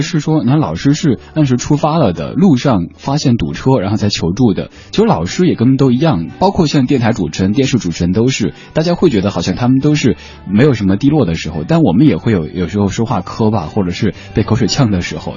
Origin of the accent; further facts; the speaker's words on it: Sichuan, China; moved away; 在我们老家四川那边讲普通话都是一件特别不现实的事情